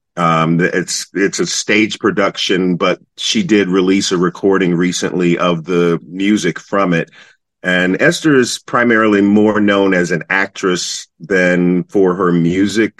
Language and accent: English; North Carolina, United States; now in New York City, United States; growing up in North Carolina